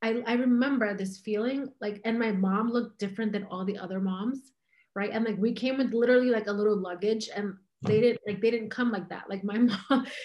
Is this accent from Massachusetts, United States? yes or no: no; New York City, New York, United States; I was born here. I was born in New York City, and I'm American